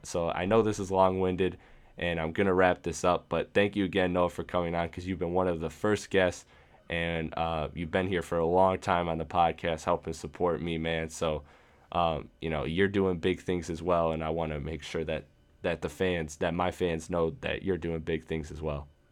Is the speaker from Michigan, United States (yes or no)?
yes; Michigan, United States; Michigan, my hometown, uh, or my home state, I should say.